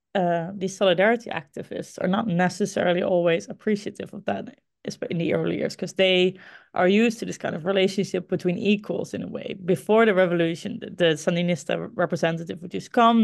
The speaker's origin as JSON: {"language": "English", "region": "Groningen", "country": "Netherlands", "tie": "born or raised there", "said": "Groningen. Uh, this is the my hometown, the city, a city in the Netherlands where I grew up"}